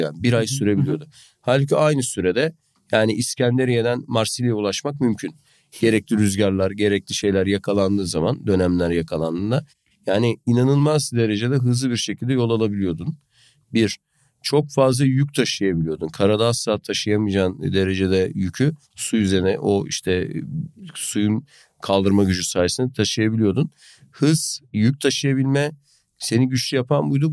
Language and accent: Turkish; Gönen, Balıkesir, Turkey; ben aşağı yukarı böyle bataklık diyebileceğim bir bölgede büyüdüm, biliyorsun. Hani Gönen Çayı'nın boy, yanında